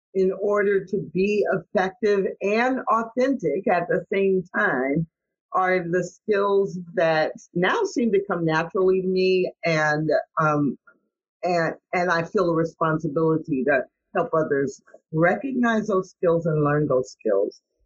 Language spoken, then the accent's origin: English; St. Louis, Missouri, United States; I grew up in St. Louis, Missouri